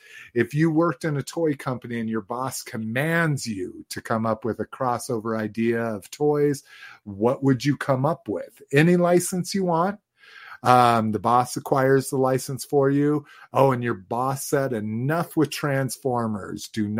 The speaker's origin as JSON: {"language": "English", "region": "New Mexico", "country": "United States", "tie": "born or raised there", "said": "Growing up in New Mexico, I grew up on Pace until I was old enough to go to friends' houses and like have dinner."}